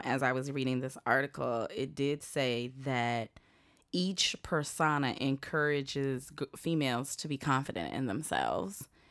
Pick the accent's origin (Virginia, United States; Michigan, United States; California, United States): Virginia, United States; Southern; moved away; I'm from Southern Virginia.